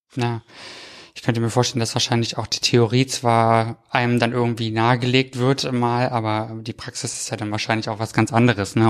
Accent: Brandenburg, Germany; now in Cologne, Germany; Also ich komme aus der Gegend tatsächlich aus Brandenburg ursprünglich ja.

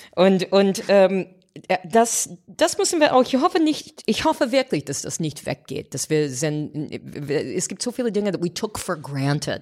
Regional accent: United States; German is a second language; moved away as an adult; now in Germany; ich habe gedacht, als Amerikanerin

